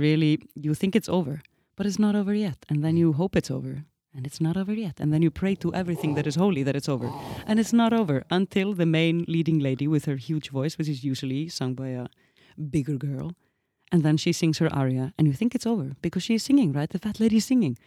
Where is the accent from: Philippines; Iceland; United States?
Iceland; moved away; as an Icelandic woman